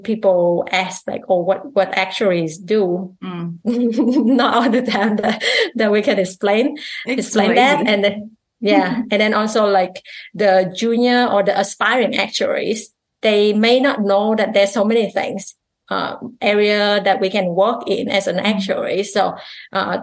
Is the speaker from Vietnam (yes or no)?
yes; Vietnam; English is a second language; now in Canada; I'm Vietnamese Canadian